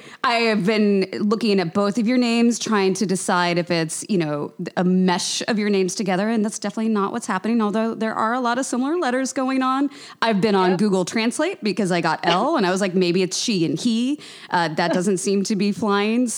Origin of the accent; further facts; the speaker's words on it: Lawrence, Kansas, United States; I grew up in Lawrence